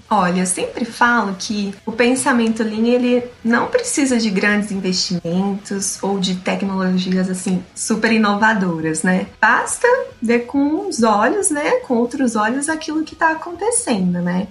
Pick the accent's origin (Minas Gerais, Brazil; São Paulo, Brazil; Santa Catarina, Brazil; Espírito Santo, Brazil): São Paulo, Brazil; Tupã; lá na minha cidade natal, né, planta-se muito amendoim. Lá é a terra do amendoim